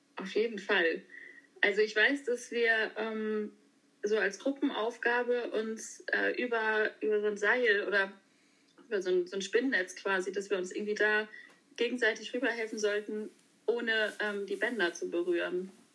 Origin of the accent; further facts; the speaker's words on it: Schörderup, Schleswig-Holstein, Germany; moved away as an adult; now in Hamburg, Germany; ursprünglich komme ich aus Schördrup, ähm, genau, wohne auf einem landwirtschaftlichen Betrieb und bin jetzt aber nach Hamburg gezogen vor, naja, auch schon fünf Jahre her